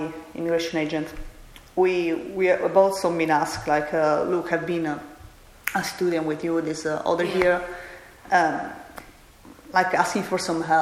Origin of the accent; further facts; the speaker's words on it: Catania, Sicily, Italy; moved away as an adult; now in Australia; I'm from Catania